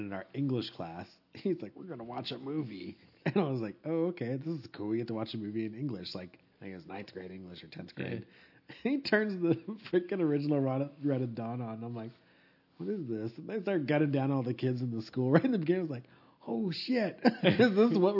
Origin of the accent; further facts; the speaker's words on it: Pasadena, California, United States; When I was growing up in California, we used to, the house was over in Pasadena